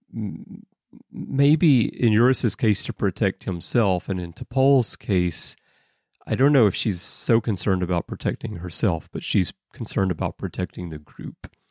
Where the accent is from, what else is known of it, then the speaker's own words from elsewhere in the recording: Alabama, United States; moved away as an adult; also born or lived in Russia; now in Japan; I grew up in Alabama